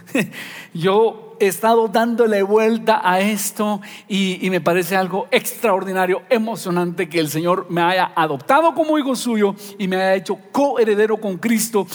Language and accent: Spanish; Guatemala; nosotros los guatemaltecos